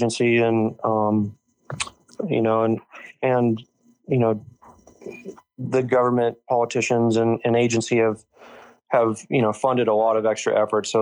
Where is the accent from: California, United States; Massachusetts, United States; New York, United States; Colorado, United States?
Colorado, United States; also born or lived in Lake Tahoe; I grew up in Colorado and enjoyed the outdoors and enjoyed working.